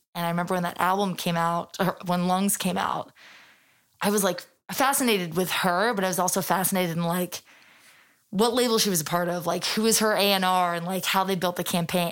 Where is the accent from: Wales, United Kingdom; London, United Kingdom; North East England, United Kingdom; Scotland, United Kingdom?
London, United Kingdom; moved away as an adult; now in New York, United States; I'm born and raised in London